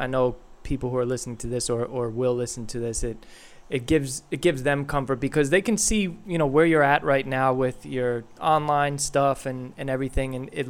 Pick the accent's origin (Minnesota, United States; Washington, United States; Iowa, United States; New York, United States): New York, United States; Yonkers; I'm originally from Yonkers, New York.